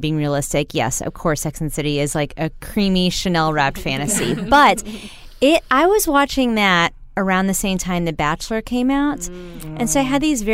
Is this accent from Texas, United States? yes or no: yes; Texas, United States; growing up in Texas